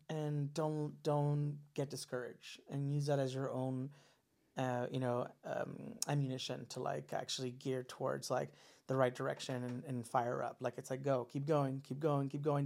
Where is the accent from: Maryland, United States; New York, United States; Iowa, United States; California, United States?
California, United States; Los Angeles; also born or lived in Orange County, California; I grew up uh, in SGV, San Gabriel Valley